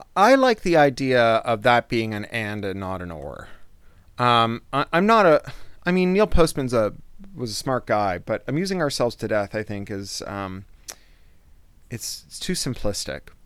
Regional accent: Toronto, Ontario, Canada; I was a kid from Toronto

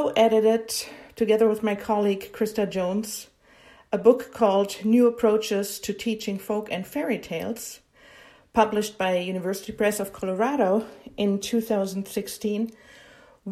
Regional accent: Hanau, Hesse, Germany; English is a second language; moved away as an adult; also born or lived in Florida, United States; now in Utah, United States; I am a native German. I was born and raised in Germany. I lived in Germany until I was 23

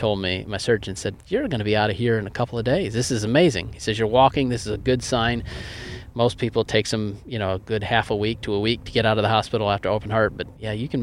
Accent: East Coast, United States; moved away; I am originally from the East Coast

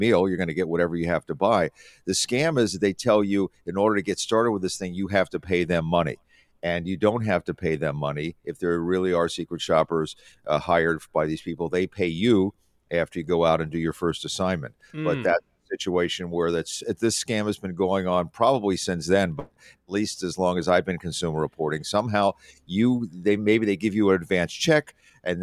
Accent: Philadelphia, Pennsylvania, United States; I remember going to Gimbel's as a kid because I grew up in Philadelphia

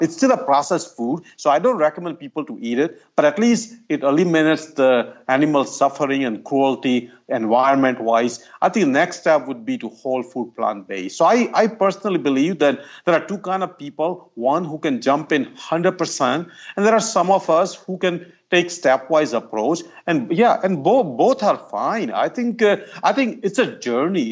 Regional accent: Ahmedabad, Gujarat, India; moved away; I grew up in India. It's about two hundred fifty miles north of Bombay. The city's name is Ahmedabad

